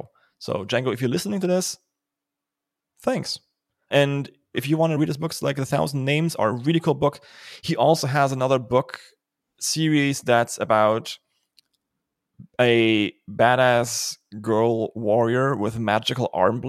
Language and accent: English; Germany; accent: German; English is a second language; My German accent isn't really all that bad, so let's skip about the historical implication of my country.